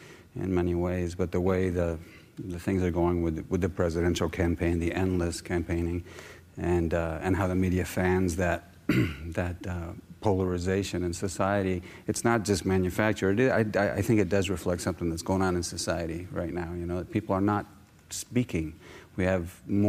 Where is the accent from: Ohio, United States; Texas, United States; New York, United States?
New York, United States; also born or lived in Denmark; I'm American, born in Manhattan, but of Danish descent